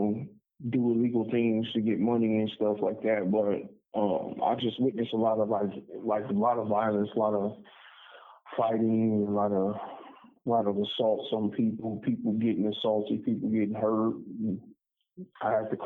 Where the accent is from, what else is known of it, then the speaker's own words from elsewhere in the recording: Omaha, Nebraska, United States; also born or lived in Denver, Colorado; I was born in Denver, Colorado, and I moved to Omaha when I was like 3 years old